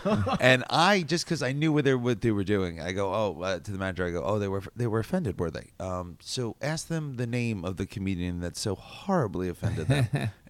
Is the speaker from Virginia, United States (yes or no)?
no; Lynbrook, New York, United States; also born or lived in Rockaway Beach, New York; Rockaway's Beach is where I was born. Oh, right. I grew up there for a little bit and then Long Island. Oh, yeah. Where in Long Island? Lynbrook.